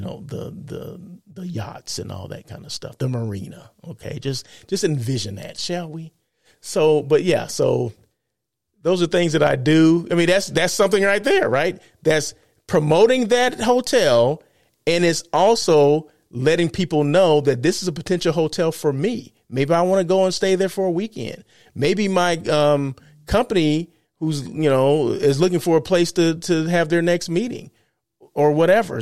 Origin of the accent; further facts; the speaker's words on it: California, United States; I'm from California